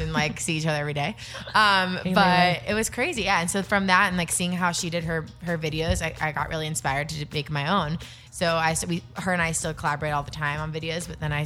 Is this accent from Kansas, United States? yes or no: no; Florida, United States; I was a kid in Florida. I grew up in Florida.